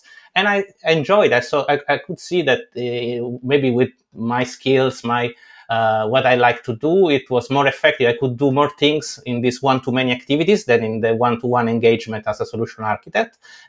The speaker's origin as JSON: {"language": "English", "country": "Italy", "tie": "born or raised there", "second_language": "English", "said": "you know, born and raised in Italy, being able to do for free a training from Stanford University was like a dream coming true."}